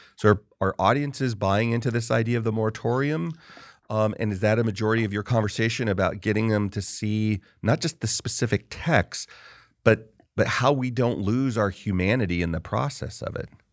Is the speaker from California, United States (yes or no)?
yes; California, United States; I grew up in California primarily